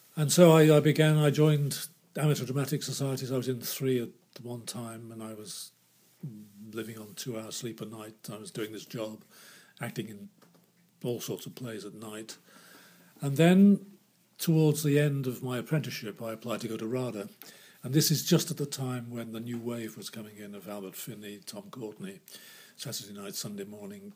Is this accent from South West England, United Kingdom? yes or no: no; Liverpool, North West England, United Kingdom; moved away; Liverpool, which was my hometown